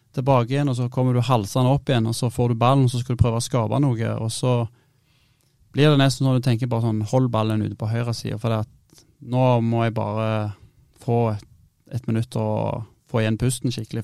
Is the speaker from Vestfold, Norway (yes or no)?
no; Stavanger, Rogaland, Norway; moved away as an adult; now in Bodø, Norway; jeg var hjemme i Stavanger